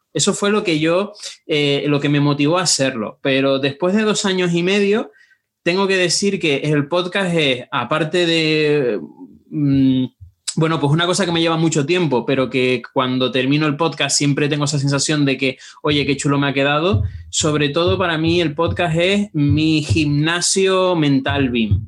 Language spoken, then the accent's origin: Spanish; Tenerife, Canary Islands, Spain; accent: meloso (Canarian); moved away as an adult; now in Madrid, Spain; soy de Tenerife, por eso tengo este acento meloso